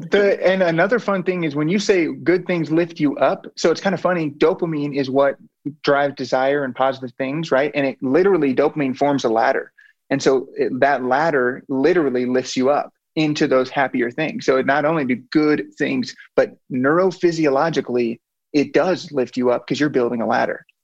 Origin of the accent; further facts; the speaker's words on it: Blue Springs, Missouri, United States; So on the Missouri side, there's one called Blue Springs. Grew up there